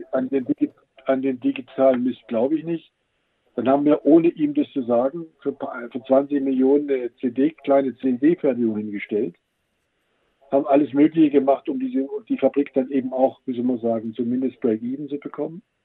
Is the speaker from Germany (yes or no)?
yes; Swabia, Germany; als Schwabe